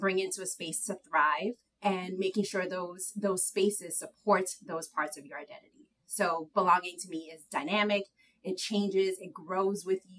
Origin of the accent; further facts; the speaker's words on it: New York City, New York, United States; also born or lived in Harlem / Massachusetts / Dominican Republic (ancestry); I grew up in Inwood, like Tanya said, that second campus uptown. Grew up within Inwood and Harlem